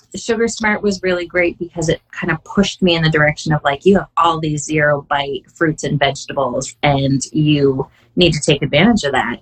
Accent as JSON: {"language": "English", "country": "Canada", "said": "I am Canadian. I believe I'm still the only Canadian community coach"}